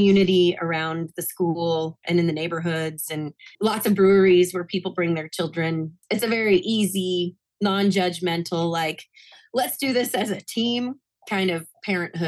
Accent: Tampa, Florida, United States; moved away as an adult; growing up in Florida, I grew up listening to lots of we had like three really good oldie stations when I was a kid

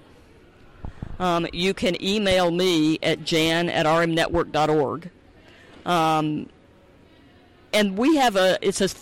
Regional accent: the South, United States; moved away; also born or lived in Baltimore-Washington area; I grew up in the South

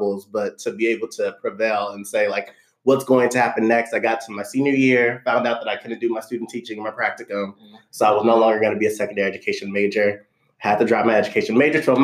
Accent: California, United States; also born or lived in Los Angeles; I am from California as well. And being from California, my parents were very fortunate enough to kind of move us into the suburbs because I was born

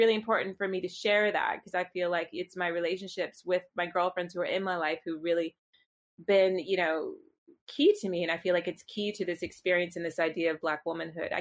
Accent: Virginia, United States; moved away as an adult; now in London, United Kingdom; I grew up in Virginia.

